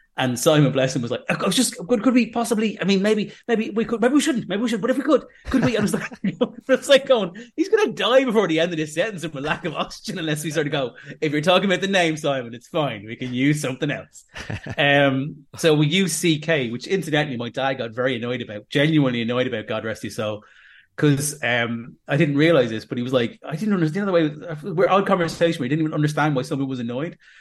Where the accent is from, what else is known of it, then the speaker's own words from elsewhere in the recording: Dublin, Leinster, Ireland; now in Manchester, United Kingdom; I'm from Dublin